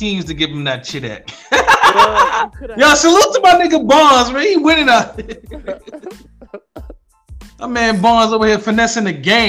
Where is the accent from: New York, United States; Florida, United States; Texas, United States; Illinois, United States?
New York, United States; New York City; I'm from Brooklyn.